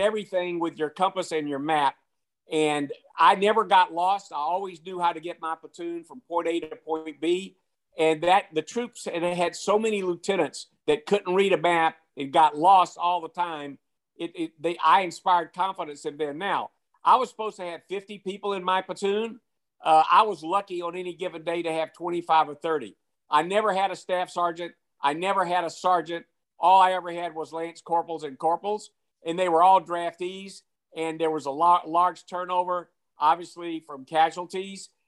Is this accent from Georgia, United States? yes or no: yes; Macon, Georgia, United States; my hometown of Macon, Georgia